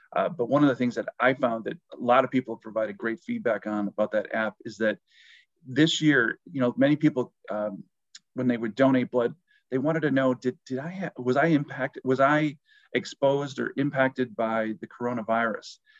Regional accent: New Lisbon, Wisconsin, United States; where I grew up, my hometown is uh, New Lisbon, Wisconsin. That I grew up on a farm

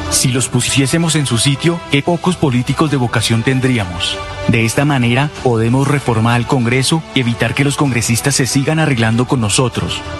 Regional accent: Colombia; tenemos que unirnos porque todos somos colombianos.

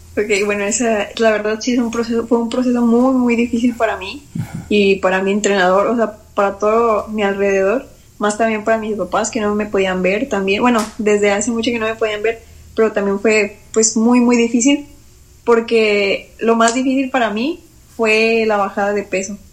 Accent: Nuevo León, Mexico; now in Mexico City, Mexico; los de mi estado

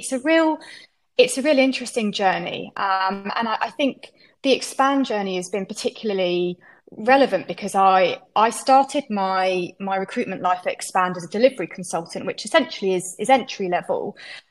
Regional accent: Canterbury, South East England, United Kingdom; moved away as an adult; now in Brighton, United Kingdom; I grew up in Canterbury, which is famous for its archbishop and cathedral, and moved a couple of counties away to Sussex, and Brighton is where I now live

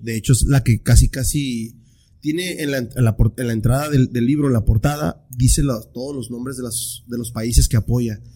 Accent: Tijuana, Baja California, Mexico; muchos tijuanenses así somos

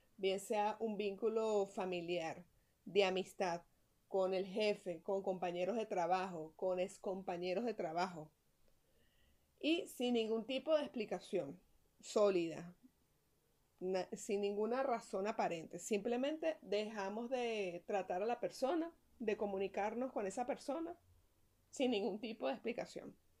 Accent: Venezuela; así somos nosotros los venezolanos

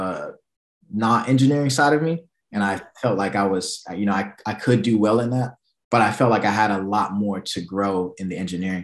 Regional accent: Memphis, Tennessee, United States; moved away as an adult; also born or lived in Atlanta, Georgia; now in New York, United States; Memphis is my hometown

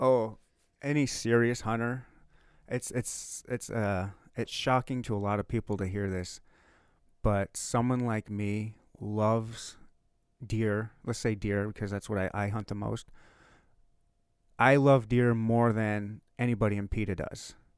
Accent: Upper Michigan, United States; I was born and raised in Upper Michigan.

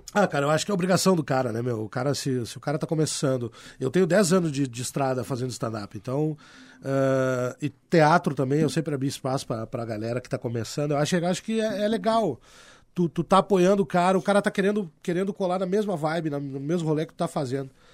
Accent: Porto Alegre, Rio Grande do Sul, Brazil; Eu me criei no Partenon, nasci e me criei ali

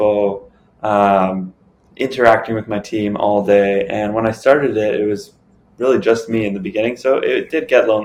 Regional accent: Toronto, Ontario, Canada; born and raised in Toronto

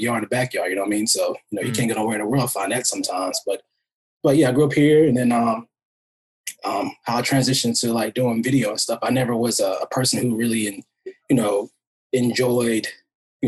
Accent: Monroe, North Carolina, United States; now in Los Angeles, United States; we grew up in Monroe, North Carolina. It's kind of like a city, a little small city outside of Charlotte

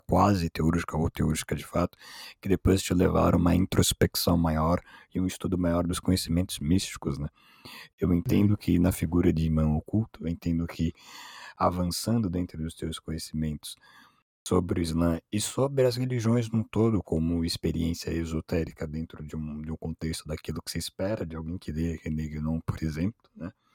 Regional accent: São Paulo, Brazil; nem sou de lá, sou de São Paulo

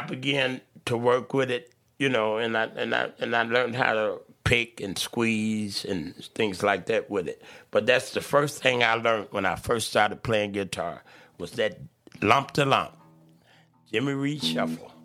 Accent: Chicago, Illinois, United States; I was born in Cook County Hospital

